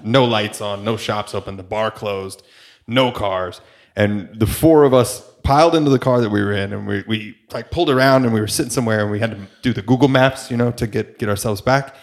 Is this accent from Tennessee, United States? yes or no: no; New York, United States; as a New Yorker